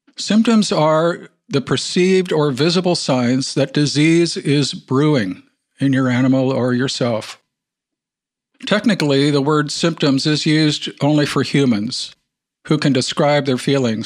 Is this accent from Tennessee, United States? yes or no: no; Wisconsin, United States; I grew up in Wisconsin